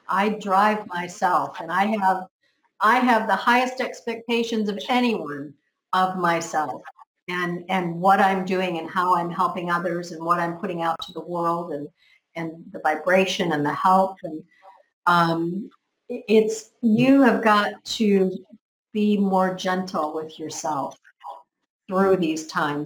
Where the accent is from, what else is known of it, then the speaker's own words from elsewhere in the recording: United States; now in Spain; I'm from America. I'm in Spain on a little island